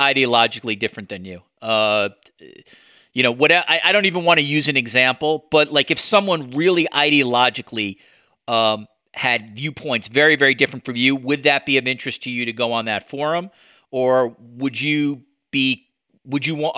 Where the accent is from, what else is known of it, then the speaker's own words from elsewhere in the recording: New York, United States; I grew up as a New Yorker